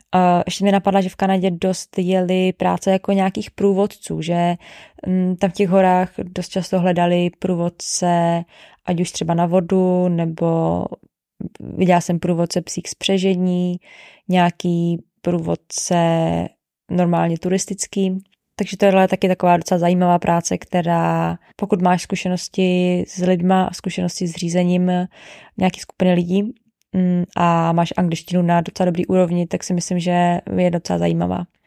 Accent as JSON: {"language": "Czech", "country": "Czechia", "said": "My jako Češi"}